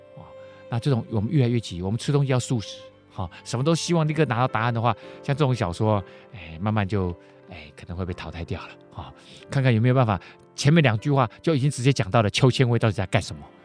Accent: Keelung, Taiwan; 我以前小时候住基隆，那基隆是海边呐

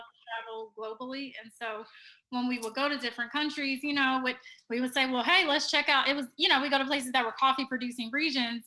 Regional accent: Cincinnati, Ohio, United States; moved away as an adult; also born or lived in North Carolina / Philadelphia; now in Houston, United States; I am originally from Cincinnati, Ohio

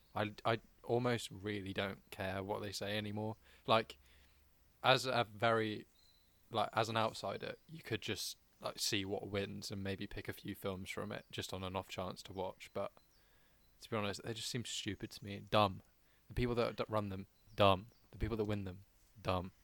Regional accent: United Kingdom; we as British people

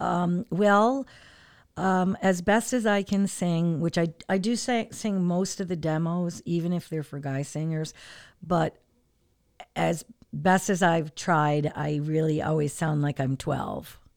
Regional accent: Portland, Connecticut, United States; also born or lived in California; now in Hartford, United States; I'm actually originally from Portland.

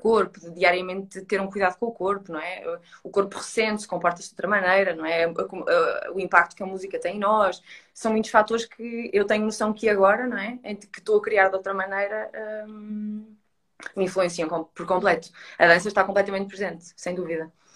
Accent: Coimbra, Centro, Portugal; now in Lisbon, Portugal; eu estou em Lisboa e eu sou de Coimbra

